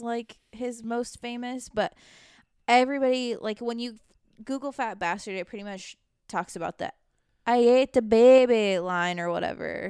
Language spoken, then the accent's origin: English; the South, United States; I grew up in the South